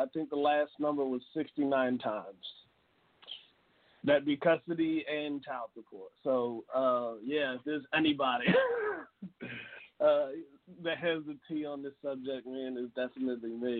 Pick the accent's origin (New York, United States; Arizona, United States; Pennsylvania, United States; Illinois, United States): Pennsylvania, United States; Philadelphia; I'm from Philadelphia